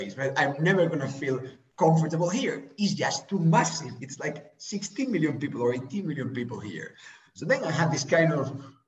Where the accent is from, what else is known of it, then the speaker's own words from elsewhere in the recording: Spain; I'm from Spain